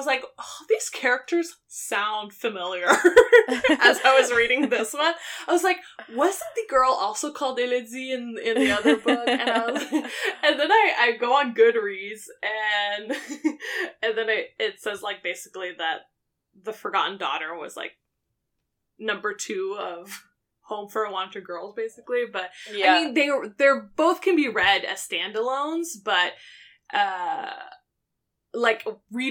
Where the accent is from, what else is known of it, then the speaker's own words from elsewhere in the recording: Quebec, Canada; moved away; I grew up in Quebec